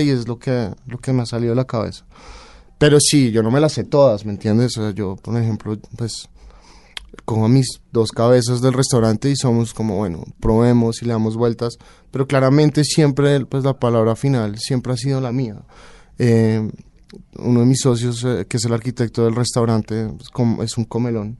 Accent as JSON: {"language": "Spanish", "country": "Colombia", "also_born_or_lived": "Barcelona, Spain / Paris, France / Denmark", "moved": "as an adult", "said": "Soy colombiano"}